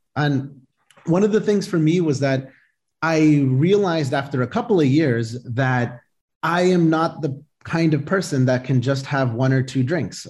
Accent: Boston, Massachusetts, United States; I was born here, uh, born and raised in Boston

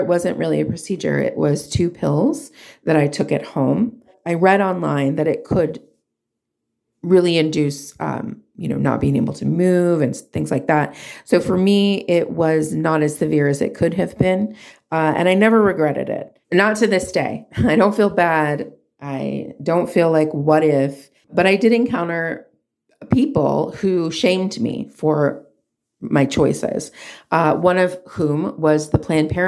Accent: Southern California, United States; also born or lived in Hollywood, California; I'm from Southern California

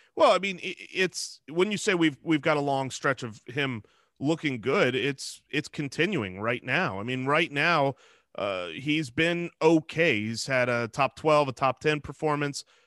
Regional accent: Arizona, United States; we're, we're from Arizona

